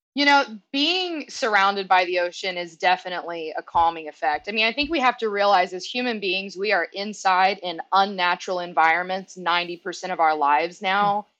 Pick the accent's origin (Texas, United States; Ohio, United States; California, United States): Texas, United States; Northeast; I grew up in Northeast Texas. So mm-hmm. I grew up on the border of Louisiana